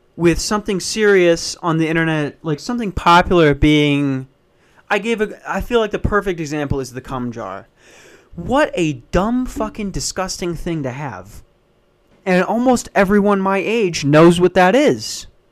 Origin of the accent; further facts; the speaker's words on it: Minnesota, United States; moved away; I grew up in Minnesota